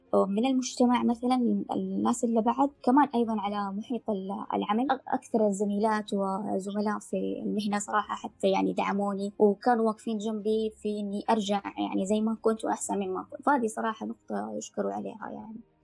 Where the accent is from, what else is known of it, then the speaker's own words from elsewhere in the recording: Mecca, Makkah Province, Saudi Arabia; انا طبعا من مكه